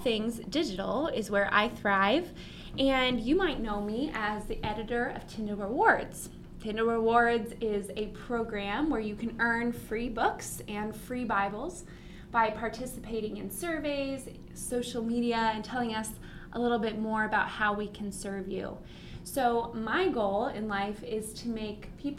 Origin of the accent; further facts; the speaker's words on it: San Diego, California, United States; now in Carol Stream, United States; I'm from San Diego, and I grew up going to a beach house in Santa Barbara, actually, which is about 5 hours from where I lived